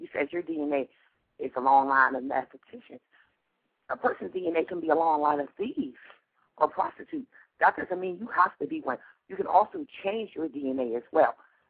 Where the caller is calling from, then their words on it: Pittsburgh, Pennsylvania, United States; calling from Pittsburgh.